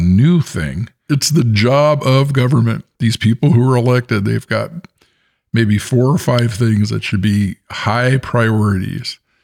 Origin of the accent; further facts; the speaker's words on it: Bay Area, California, United States; I'm the American and I grew up in the Bay Area.